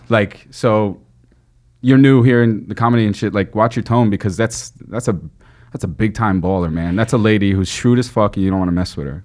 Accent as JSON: {"language": "English", "town": "New York City", "region": "New York", "country": "United States", "tie": "born or raised there", "said": "I grew up in Flushing, Queens."}